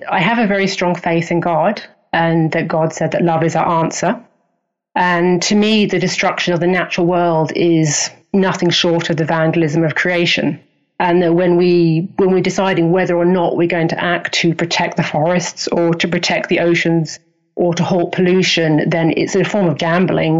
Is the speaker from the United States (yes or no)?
no; Hastings, South East England, United Kingdom; accent: English; moved away; also born or lived in Canada; I'm English. I was born in Hastings, which is a little fishing town on the south coast.